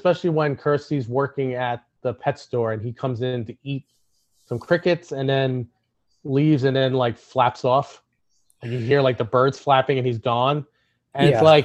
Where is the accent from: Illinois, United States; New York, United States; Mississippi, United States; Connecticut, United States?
New York, United States; New York City; growing up in Brooklyn